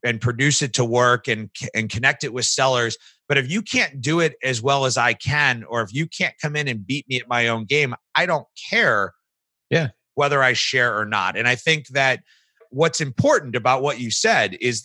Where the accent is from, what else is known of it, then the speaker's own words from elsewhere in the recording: St. Louis, Missouri, United States; I was from St. Louis